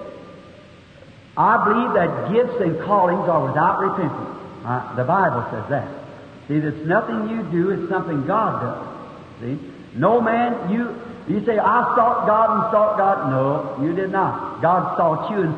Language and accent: English; Kentucky, United States; I was born in Kentucky where they don't have a birth record